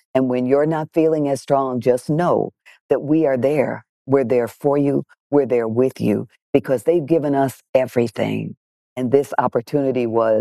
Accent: Detroit, Michigan, United States; I grew up in Detroit, Michigan, in a black nationalist, separatist, very political household

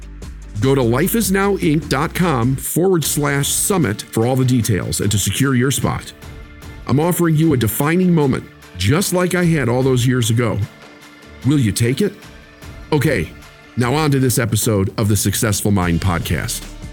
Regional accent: Chicago, Illinois, United States; I was born in June. So in Chicago

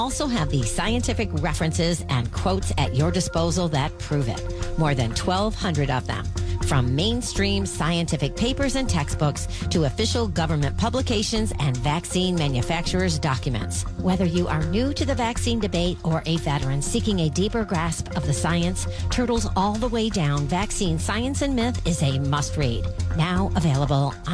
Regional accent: New York, United States; now in Texas, United States; growing up in New York

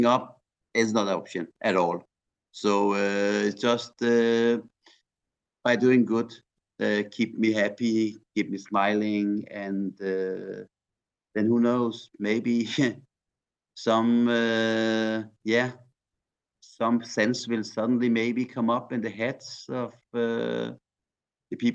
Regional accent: Iran; now in Denmark; I'm from Iran

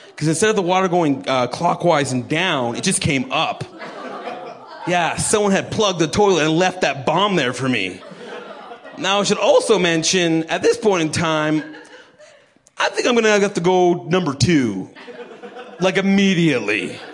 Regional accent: Canada

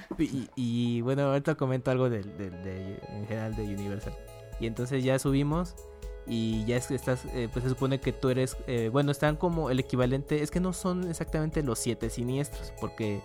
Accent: Mexico; éramos como tres mexicanos

